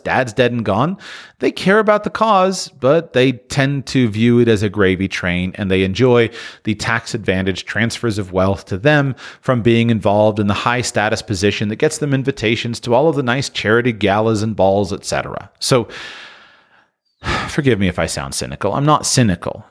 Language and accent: English; United States; Growing up in the United States